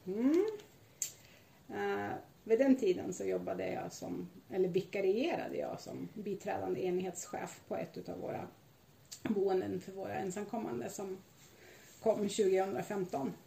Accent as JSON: {"language": "Swedish", "country": "Sweden", "said": "Jag är svensk medborgare"}